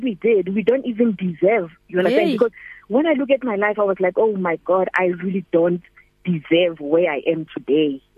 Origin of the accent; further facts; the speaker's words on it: Mahikeng, North West, South Africa; moved away as an adult; now in Vaal, South Africa; My hometown is in Mafikeng, born and bred there. Then I came to the Vaal almost 15 years ago